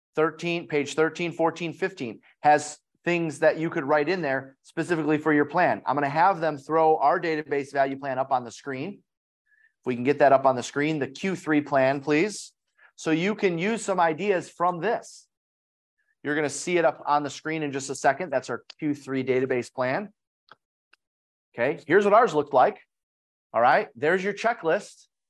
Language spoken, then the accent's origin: English; Detroit, Michigan, United States; I'm from Detroit, so we have a lot of manufacturing